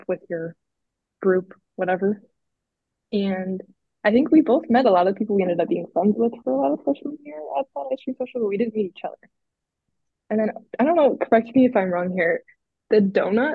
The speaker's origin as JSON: {"language": "English", "town": "Chicago", "region": "Illinois", "country": "United States", "tie": "born or raised there", "said": "I live in Chicago. That's like where I grew up"}